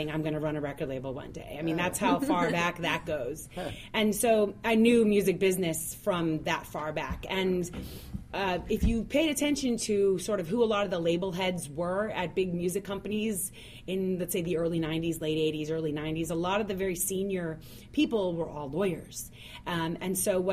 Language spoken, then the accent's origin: English; North Miami, Florida, United States; I grew up in North Miami